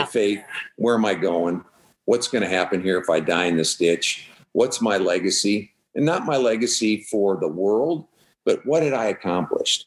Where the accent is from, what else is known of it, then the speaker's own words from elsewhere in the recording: Midwest, United States; now in Texas, United States; born and raised in the Midwest